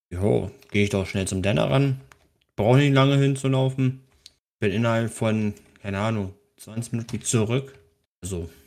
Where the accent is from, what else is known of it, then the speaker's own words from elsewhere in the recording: Switzerland; ob es {S1} Volk generell noch gibt bei uns in der Schweiz.